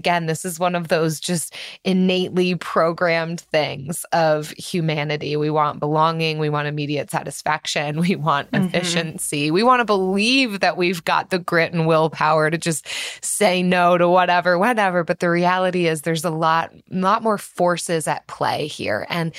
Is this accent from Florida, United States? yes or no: no; Philadelphia, Pennsylvania, United States; I'm from Philadelphia